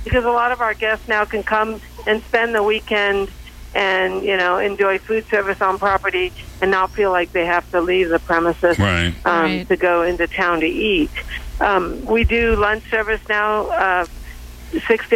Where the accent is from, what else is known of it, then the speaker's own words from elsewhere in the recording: Hong Kong; also born or lived in Central Coast, California; now in Oakhurst, United States; I was born in Hong Kong